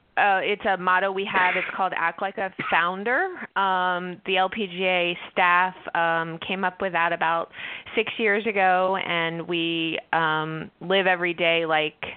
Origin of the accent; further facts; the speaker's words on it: Philadelphia, Pennsylvania, United States; moved away; I am originally from Philadelphia